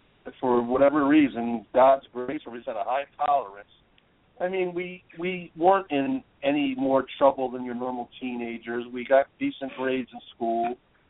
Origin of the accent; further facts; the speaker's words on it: Peekskill, New York, United States; also born or lived in Putnam County, New York; now in Dutchess County, United States; I was born in Peekskill, New York in 1963, and I was raised in the area, Buchanan, Montrose, the whole town of Portland area. Went to school in the area, went to a SUNY college, and pretty much stayed in the area. Moved to Putnam County for a while, and now I'm living in Dutchess.